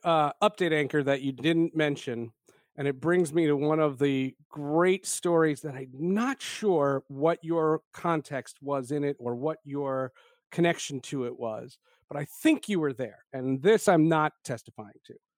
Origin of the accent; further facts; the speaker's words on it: New Jersey, United States; also born or lived in Brooklyn, New York; I was born in Brooklyn, but I grew up in New Jersey